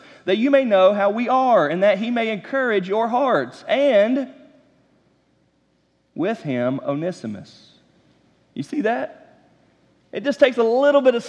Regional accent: Matthews, North Carolina, United States; moved away as an adult; also born or lived in South Georgia; I was born and raised in Charlotte, North Carolina, in the suburbs right outside of it, in Matthews, North Carolina.

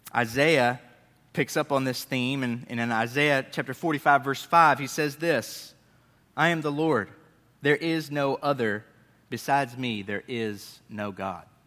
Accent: Northeast, United States; moved away; I grew up in the Northeast

